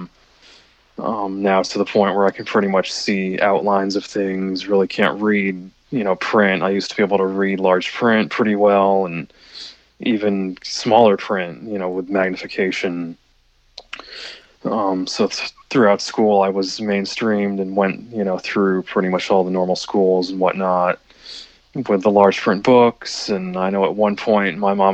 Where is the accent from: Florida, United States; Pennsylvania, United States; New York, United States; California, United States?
Florida, United States; Tampa; I'm from the Tampa, Florida area